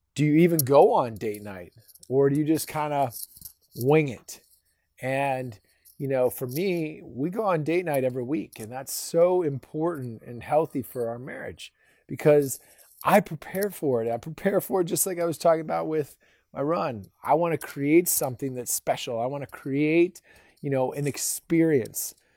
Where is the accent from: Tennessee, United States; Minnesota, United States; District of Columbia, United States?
Minnesota, United States; now in Texas, United States; I grew up in Minnesota